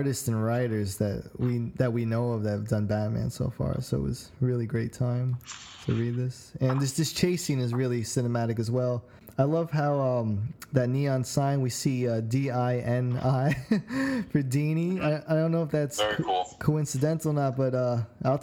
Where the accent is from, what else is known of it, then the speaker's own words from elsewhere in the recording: New York City, New York, United States; growing up in New York City